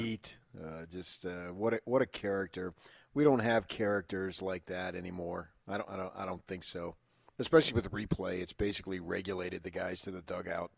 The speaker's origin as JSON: {"language": "English", "region": "East Coast", "country": "United States", "also_born_or_lived": "Southern California", "moved": "yes", "said": "I'm half Italian from the East Coast"}